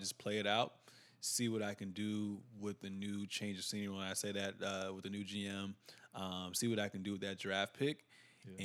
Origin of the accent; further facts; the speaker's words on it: United States; we're from United States.